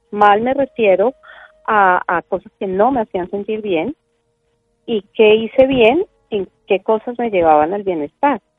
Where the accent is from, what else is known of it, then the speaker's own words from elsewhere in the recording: Colombia; yo nací en Colombia